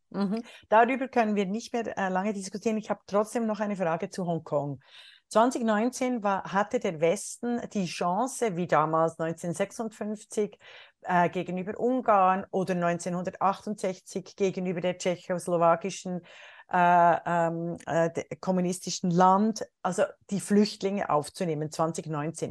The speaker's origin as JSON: {"language": "German", "country": "Switzerland", "moved": "yes", "lives_now": "Germany", "said": "als Schweizerin und Deutsche"}